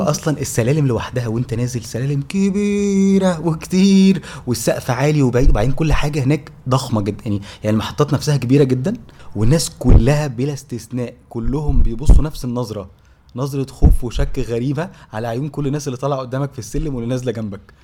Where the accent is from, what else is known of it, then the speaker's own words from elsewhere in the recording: Egypt; احنا مصريين آه. وجايين لها من مصر لروسيا